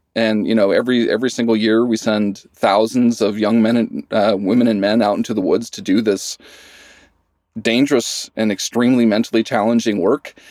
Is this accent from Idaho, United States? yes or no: yes; Idaho, United States; moved away as an adult; I grew up in Idaho